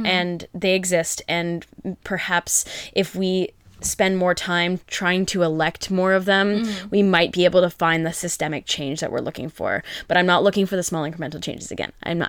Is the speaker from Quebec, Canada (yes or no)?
no; Ottawa, Ontario, Canada; I grew up in Ottawa.